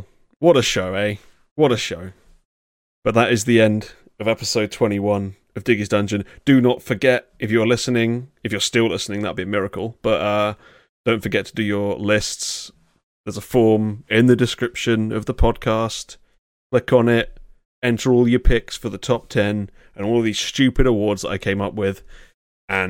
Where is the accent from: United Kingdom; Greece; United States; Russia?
United Kingdom; England; I'm English